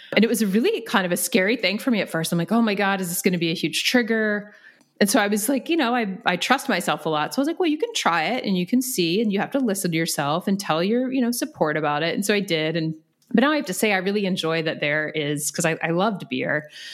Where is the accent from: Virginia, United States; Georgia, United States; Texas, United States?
Virginia, United States; moved away; I'm from Virginia